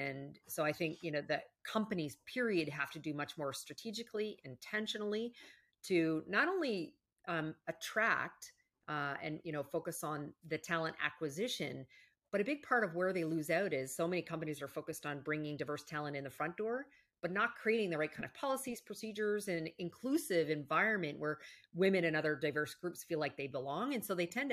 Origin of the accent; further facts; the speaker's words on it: Canada; moved away; I'm actually originally from Canada.